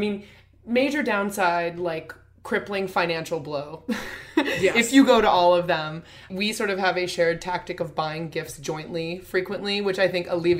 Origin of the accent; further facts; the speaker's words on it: Iowa, United States; I grew up in Iowa, so I also went to lots of weddings very young.